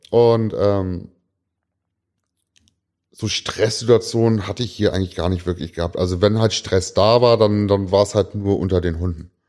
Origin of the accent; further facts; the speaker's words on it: Braunschweig, Lower Saxony, Germany; born there; ich bin ja gebürtiger Braunschweiger, habe aber in der Stadt sehr wenig gelebt